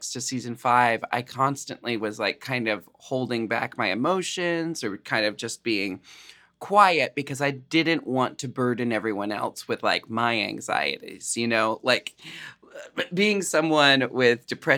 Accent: Pacific Northwest, United States; we're from the Pacific Northwest

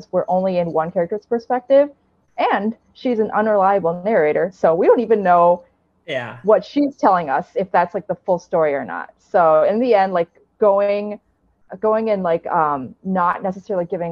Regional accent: United States; I'm Chinese American

